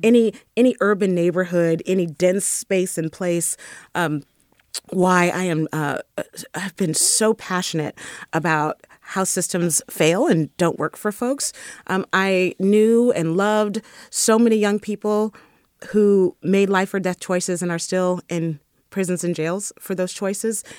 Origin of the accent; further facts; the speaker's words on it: San Francisco, California, United States; I was raised in the Fillmore. And definitely a deep child of the Bay Area